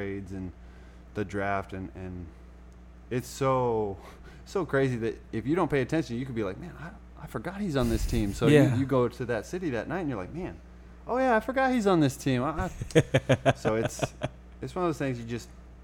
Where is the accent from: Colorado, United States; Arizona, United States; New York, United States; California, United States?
Colorado, United States; moved away; I'm from Colorado